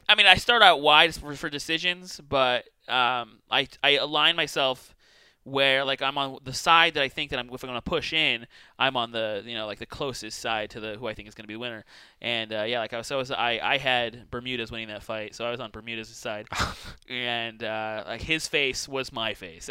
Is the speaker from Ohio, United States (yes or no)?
no; Boise, Idaho, United States; also born or lived in California; It's Boise. But it's uh like I'm from here. I spent like uh I mean I wasn't born here. I was like I spent like 15 ish years and uh, I was originally from California